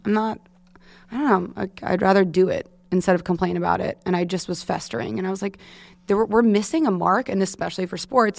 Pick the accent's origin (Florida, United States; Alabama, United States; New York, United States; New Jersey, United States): New York, United States; Manhasset; I grew up in Manhasset, and my parent, my dad's from Queens